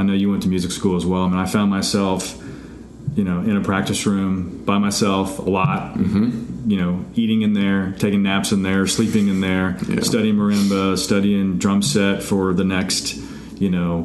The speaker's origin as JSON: {"language": "English", "town": "Tampa", "region": "Florida", "country": "United States", "also_born_or_lived": "Athens, Georgia", "moved": "as an adult", "said": "I came from Tampa, which Tampa's big on heavy metal, hard rock"}